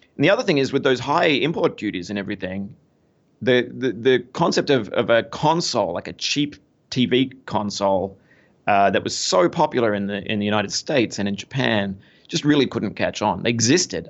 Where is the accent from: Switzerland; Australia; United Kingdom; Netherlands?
Australia; Melbourne, Victoria; moved away as an adult; now in New York City, United States; I am Australian. I was, uh, bo-, born and raised in, uh, in Melbourne, Australia.